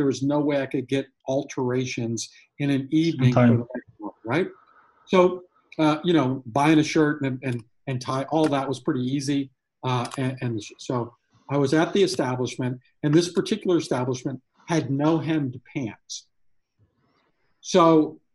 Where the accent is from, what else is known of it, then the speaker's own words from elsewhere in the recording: near Raleigh, North Carolina, United States; my hometown or outside of Raleigh in North Carolina